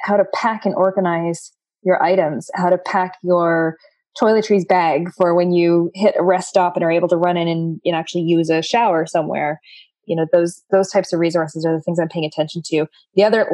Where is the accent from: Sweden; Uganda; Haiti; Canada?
Canada; me being a Canadian citizen